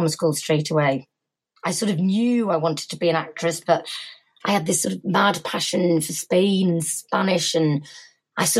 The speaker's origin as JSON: {"language": "English", "town": "Formby", "region": "North West England", "country": "United Kingdom", "tie": "born or raised there", "also_born_or_lived": "Bristol", "accent": "soft Merseyside", "moved": "as an adult", "said": "I'm from Formby, which is north of Liverpool. And actually, my parents are still in the same house there. I'm going back home for Easter. Pretty normal, happy upbringing."}